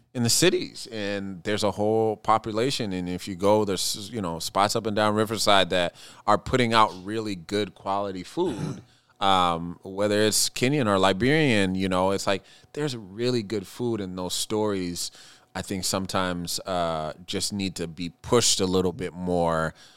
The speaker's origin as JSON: {"language": "English", "town": "Seattle", "region": "Washington", "country": "United States", "tie": "born or raised there", "moved": "yes", "lives_now": "Minneapolis, United States", "said": "I grew up in Seattle"}